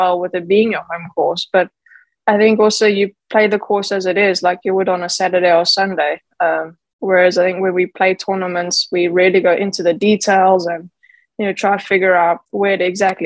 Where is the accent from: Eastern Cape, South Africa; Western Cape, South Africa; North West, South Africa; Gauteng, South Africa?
Gauteng, South Africa; Johannesburg; I grew up in Johannesburg